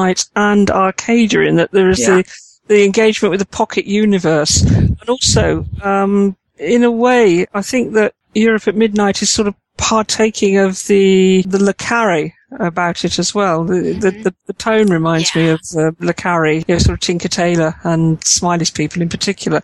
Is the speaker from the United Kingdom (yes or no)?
yes; United Kingdom; I'm British and I like the understated